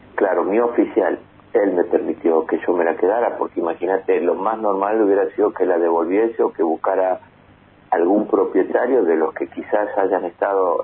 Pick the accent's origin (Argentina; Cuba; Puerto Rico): Argentina; del color que realmente somos los argentinos